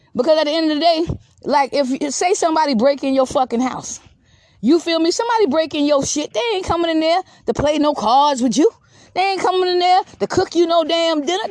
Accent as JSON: {"language": "English", "town": "Georgetown", "region": "South Carolina", "country": "United States", "said": "Georgetown, South Carolina, where I'm from. Because that's where I'm from. Georgetown, South Carolina"}